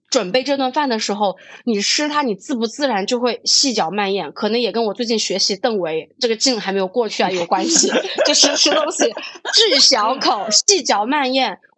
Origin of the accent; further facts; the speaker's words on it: Hubei, China; 我是一个湖北人